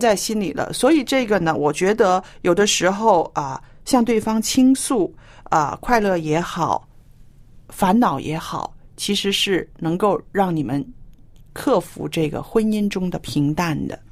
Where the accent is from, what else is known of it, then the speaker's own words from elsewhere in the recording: China; 我是非常典型的那种中国人了